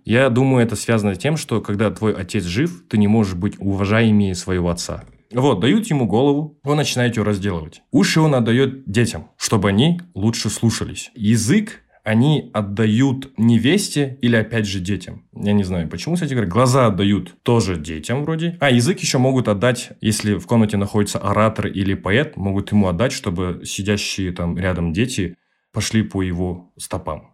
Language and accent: Russian; Almaty, Kazakhstan; Я живу в Казахстане с рождения. Я родился в городе Алматы. Там и живу 24 года.